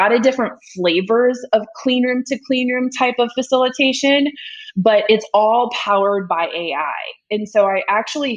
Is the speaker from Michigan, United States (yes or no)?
no; Iowa, United States; now in Atlanta, United States; I'm from Iowa